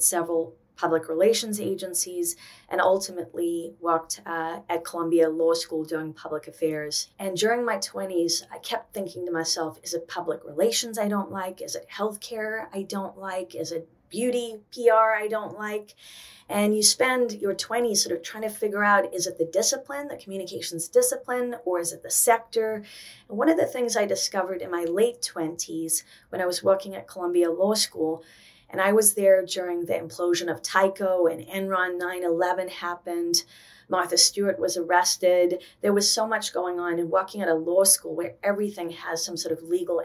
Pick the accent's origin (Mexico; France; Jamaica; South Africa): South Africa; moved away as an adult; now in New York, United States; I was born in South Africa. I came to America at 18. I was supposed to go to University of Cape Town.